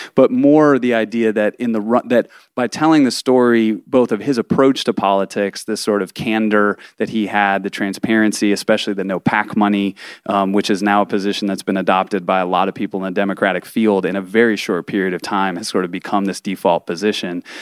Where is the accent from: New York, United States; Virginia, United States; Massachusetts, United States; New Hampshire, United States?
Massachusetts, United States; Boston; moved away; also born or lived in Texas; I'm from Boston originally